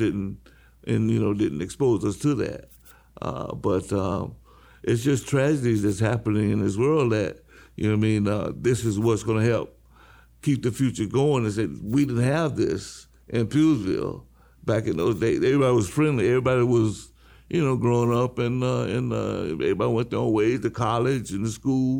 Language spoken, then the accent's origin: English; Winter Haven, Florida, United States; As a little boy growing up in Winter Haven